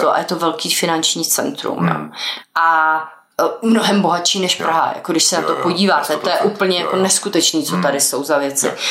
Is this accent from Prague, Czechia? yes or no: yes; Prague, Czechia; Jo, jasně, když pocházíme z Prahy, tak si...